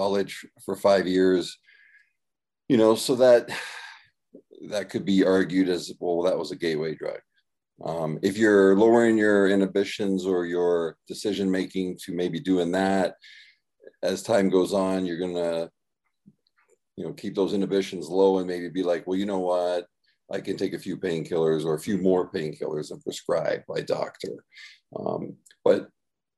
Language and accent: English; Canada; I born and raised in Canada